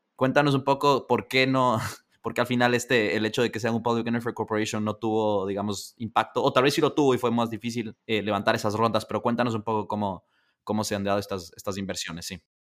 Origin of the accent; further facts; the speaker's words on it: Ecuador; siendo ecuatoriano